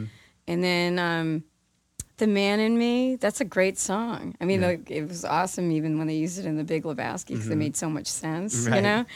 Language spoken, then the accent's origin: English; New Jersey, United States; moved away as an adult; now in New York, United States; I grew up in Jersey